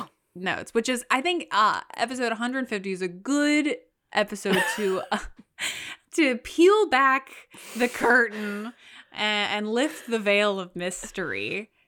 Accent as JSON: {"language": "English", "region": "Louisiana", "country": "United States", "tie": "born or raised there", "said": "I was born in Louisiana"}